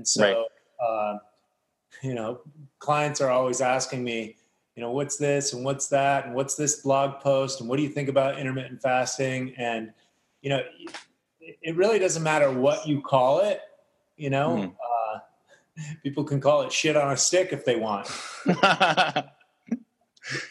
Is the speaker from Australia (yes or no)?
no; United States; as an American, I was eating commercial food.